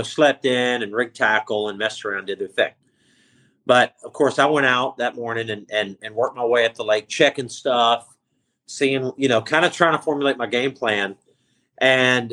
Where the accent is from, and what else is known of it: Clewiston, Florida, United States; born or raised there